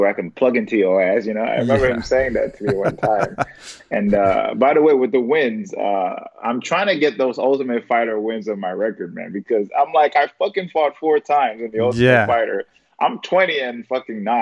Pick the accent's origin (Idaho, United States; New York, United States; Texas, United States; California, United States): New York, United States; moved away; I'm from New York